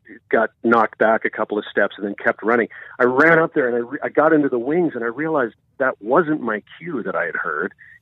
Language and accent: English; Vancouver, British Columbia, Canada; moved away as an adult; also born or lived in Toronto; I'm born and raised in Vancouver, but I moved to Toronto when I was in university